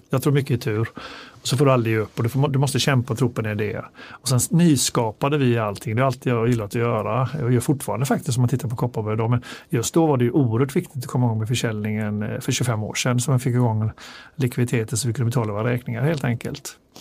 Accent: Gothenburg, Västra Götaland, Sweden; Jag är från Göteborg själv

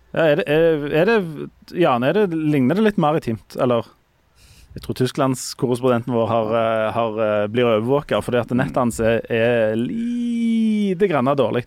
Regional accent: Hommersåk, Rogaland, Norway; jeg er jo fra Hommersorg

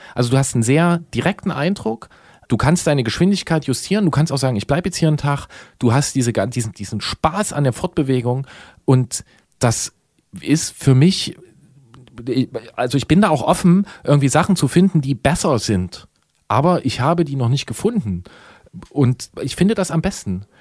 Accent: GDR, East Germany, Germany; wir sind alle geboren in der DDR

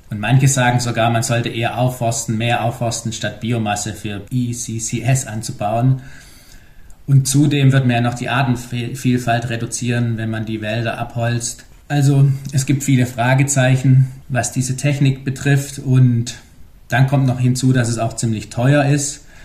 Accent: Germany; Und da wir uns als Deutsche, sage ich mal, meistens nicht so gut vorstellen können, wie groß Australien ist

